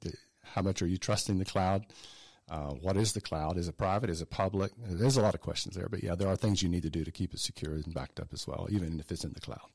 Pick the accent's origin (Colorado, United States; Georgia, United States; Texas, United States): Georgia, United States; South; also born or lived in Atlanta; I grew up in South Georgia. Uh, so I'm a native Georgian. I'm not native to Atlanta. I moved here in nineteen eighty-eight